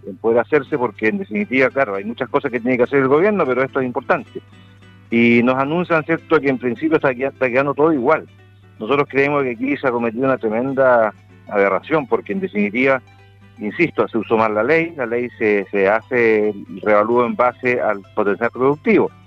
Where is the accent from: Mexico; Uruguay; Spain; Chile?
Chile